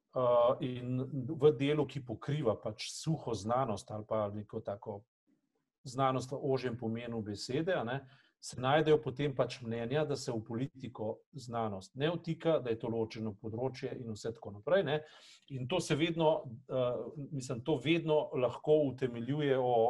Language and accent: Slovenian; Slovenia; smo bili lahko ponosni na to, da smo Slovenci